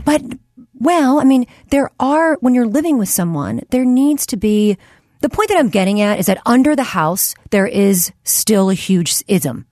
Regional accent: Delaware County, west edge of Philadelphia, Pennsylvania, United States; I grew up in Delaware County, which is which is uh, on the west edge of Philly

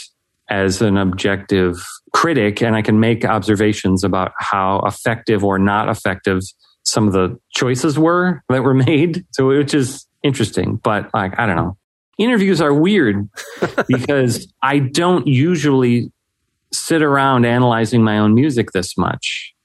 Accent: Chicago area, Illinois, United States; also born or lived in Algonquin, Illinois; now in Aurora, United States; I've grown up in this area. I currently live in Aurora, but like lived in the Algonquin area for a long time.

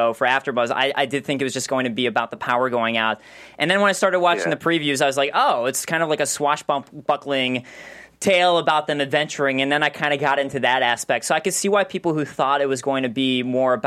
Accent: Chicago, Illinois, United States; and I'm from Chicago.

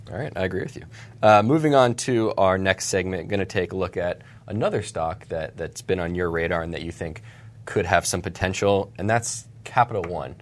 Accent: Charlotte, North Carolina, United States; the Charlotte Observer, my hometown newspaper.

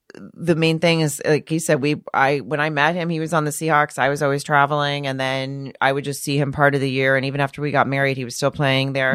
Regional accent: Arkansas, United States; moved away as an adult; I grew up in Arkansas.

